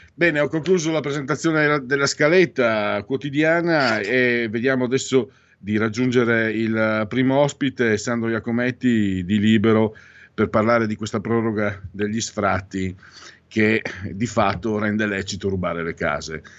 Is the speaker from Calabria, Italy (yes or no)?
no; Venice area, Veneto, Italy